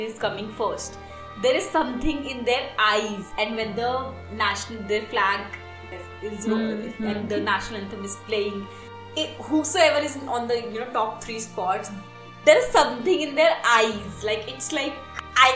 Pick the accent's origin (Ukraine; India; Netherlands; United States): India; in India we don't